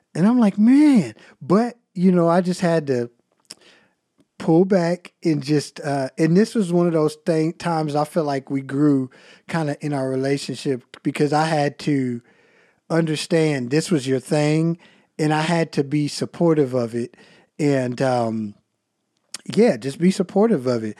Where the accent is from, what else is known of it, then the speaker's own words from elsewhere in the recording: United States; accent: country; my country accent